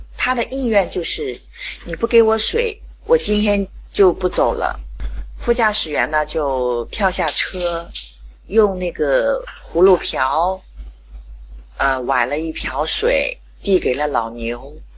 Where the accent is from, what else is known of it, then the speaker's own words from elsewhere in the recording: Qingdao, Shandong, China; 我是来自青岛的